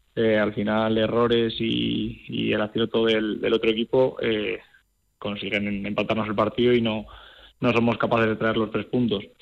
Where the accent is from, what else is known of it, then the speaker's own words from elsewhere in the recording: Aragon, Spain; somos de aquí de Aragón